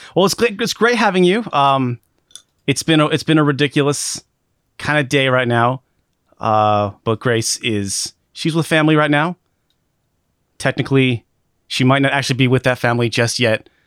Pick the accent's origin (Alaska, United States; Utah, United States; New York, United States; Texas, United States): Alaska, United States; moved away as an adult; now in Seattle, United States; I was born and raised in Alaska